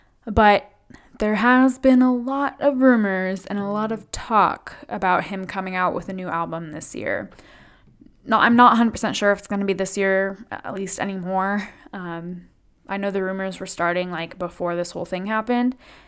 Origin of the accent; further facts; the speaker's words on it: California, United States; I'm like from the Bay Area, like I live in San Francisco.